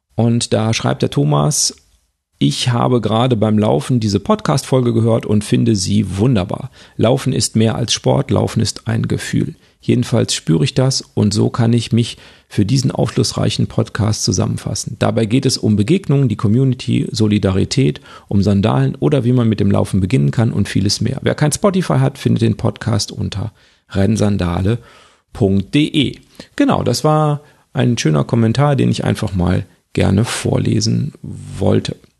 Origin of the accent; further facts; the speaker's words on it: near Düsseldorf, Duisburg, Krefeld, North Rhine-Westphalia, Germany; Wir stammen ja aus Nordrhein-Westfalen und zwar da sehr westlich, aus der Nähe von Düsseldorf, Duisburg, die Ecke Krefeld